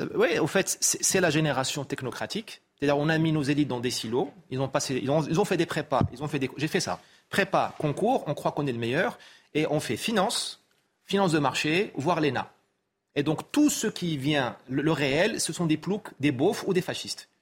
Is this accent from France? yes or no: no; Morocco; chez moi au Maroc